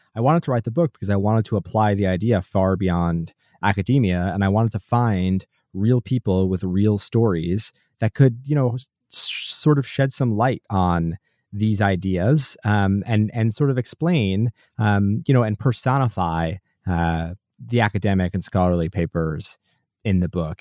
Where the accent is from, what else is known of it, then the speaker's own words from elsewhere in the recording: New Jersey, United States; I grew up in New Jersey.